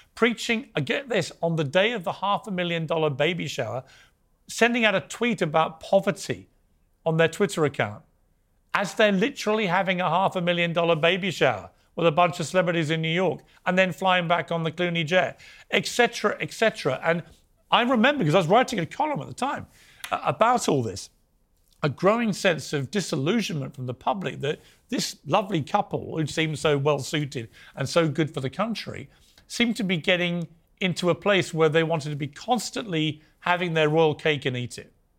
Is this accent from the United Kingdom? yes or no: yes; Sussex, South East England, United Kingdom; I come from Sussex.